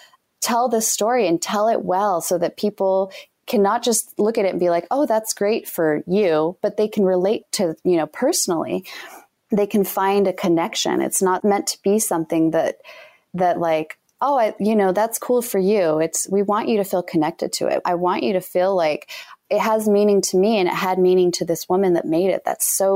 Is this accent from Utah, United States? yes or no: yes; Utah, United States